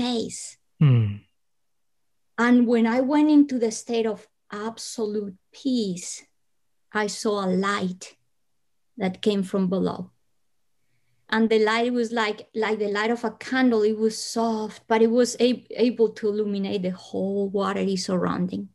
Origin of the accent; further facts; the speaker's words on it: Bogotá, Bogotá Capital District, Colombia; because I was born in Colombia, I come from hot weather country, but I was born in Bogota, high up in the Andes.